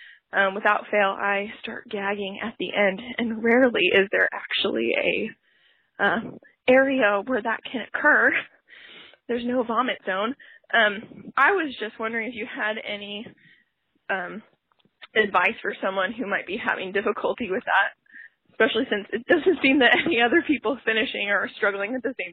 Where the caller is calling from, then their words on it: Olathe, Kansas, United States; I'm calling from Olathe, Kansas.